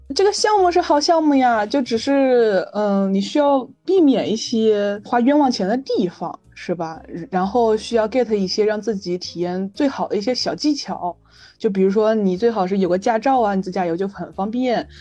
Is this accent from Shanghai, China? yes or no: no; Jiangsu, China; moved away as an adult; also born or lived in Beijing; 我从江苏去北京上学